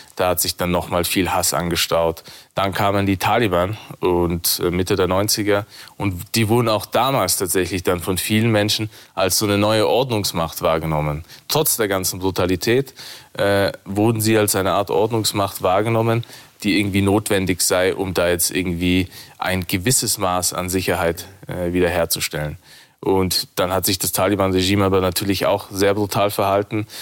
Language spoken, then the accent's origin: German; Innsbruck, Tyrol, Austria; moved away; ich bin in Innsbruck geboren und aufgewachsen